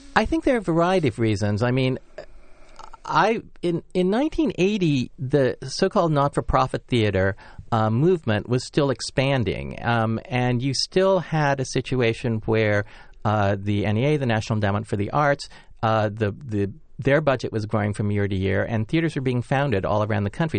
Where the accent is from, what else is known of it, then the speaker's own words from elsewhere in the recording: Los Angeles, California, United States; me being born, um, in Los Angeles, uh, as an American, and then growing up in kind of the sixties and seventies